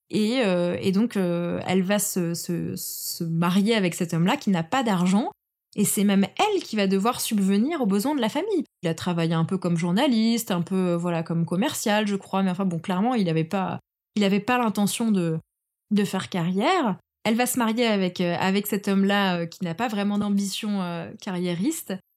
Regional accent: France; la France, c'est le pays dans lequel je suis née

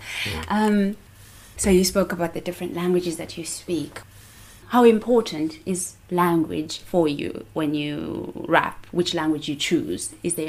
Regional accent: South Africa; I find that I feel a different sense of being South African when I'm in South Africa.

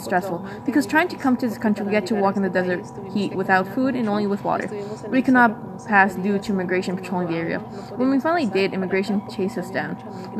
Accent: Guerrero, Mexico; now in United States; I immigrated from Mexico in the state of Guerrero.

